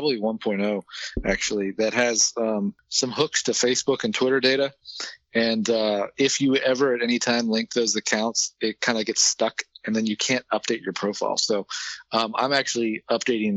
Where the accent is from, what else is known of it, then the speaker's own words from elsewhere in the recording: Maryland, United States; I was born and raised in Maryland